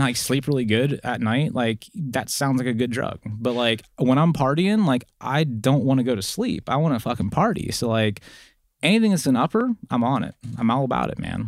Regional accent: eastern Ohio, United States; moved away; also born or lived in West Virginia; I grew up on the very, uh, eastern side of Ohio.

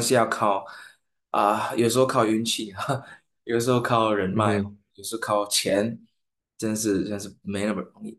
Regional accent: St. Lucia; Chinese is a second language; moved away as an adult; now in Taiwan; 我来自圣鲁西亚

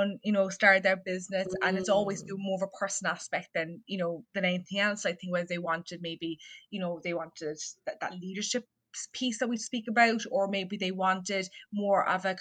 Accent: south of Ireland, Ireland; probably from the accent, I'm not from the US. I'm from Ireland, so I'm from the south of the country.

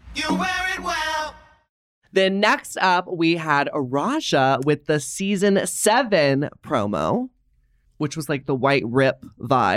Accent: the South, United States; I grew up in the South

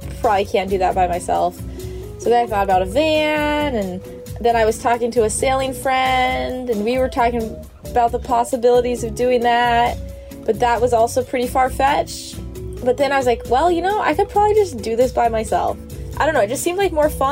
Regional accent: Idaho, United States; moved away as an adult; now in Detroit, United States; I grew up in Idaho

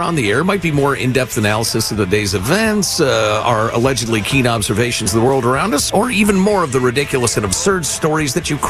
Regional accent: Italy; born there; when my father was serving the United States of America in the military, I was born in Italy.

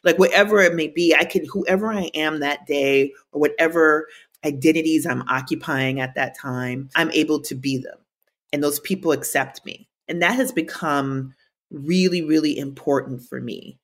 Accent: Minnesota, United States; Growing up in Minnesota

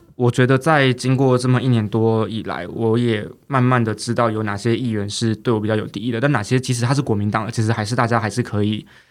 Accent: Taipei, Taiwan; moved away as an adult; now in Miaoli, Taiwan; 我小时候是在台北市长大的

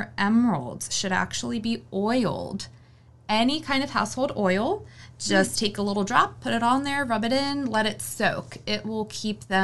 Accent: Maryland, United States; moved away as an adult; also born or lived in Pennsylvania; now in North Carolina, United States; I moved from the north. I'm from Maryland originally. I spent the last 2 years in Pennsylvania.

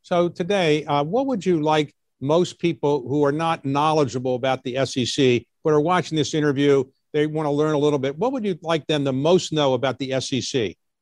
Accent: Baltimore, Maryland, United States; I grew up in Baltimore

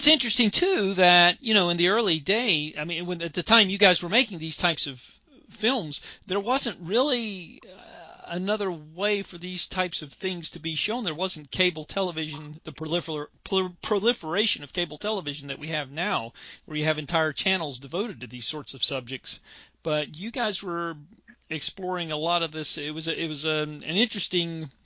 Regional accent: Charlotte, North Carolina, United States; I grew up in the Charlotte, North Carolina area

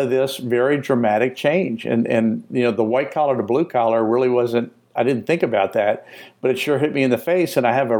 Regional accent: New Orleans, Louisiana, United States; also born or lived in Asheville, North Carolina; now in Florida, United States; I'm from New Orleans. I'm from the South.

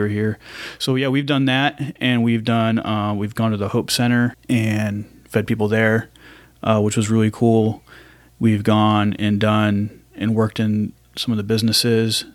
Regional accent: Ohio, United States; moved away as an adult; now in Raleigh, United States; I was pretty much raised in Ohio

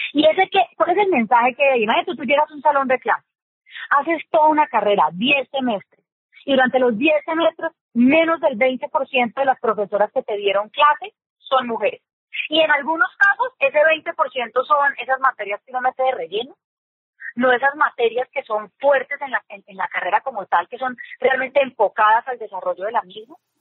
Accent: Colombia; aquí en Colombia que tenemos esos acentos tan marcados

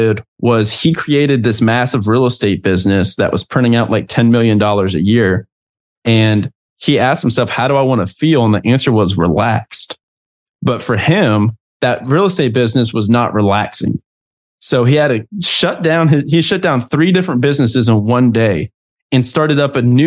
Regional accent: Southern United States, United States; moved away; a kid that was raised up in the country in the Southern United States

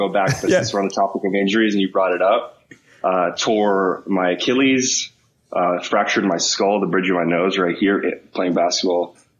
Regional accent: Dana Point, California, United States; moved away as an adult; now in New York City, United States; So born and raised in Orange County, California, a small town by the name of Dana Point. Lived there for about 19 years and grew up in a pretty competitive sports environment, right?

